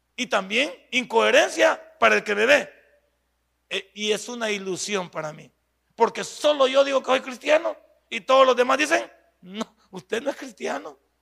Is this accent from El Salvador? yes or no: yes; El Salvador